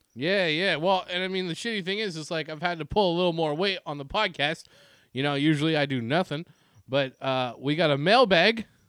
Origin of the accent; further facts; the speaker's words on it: Ontario, Canada; growing up in Ontario, as a fan of the Montreal Canadiens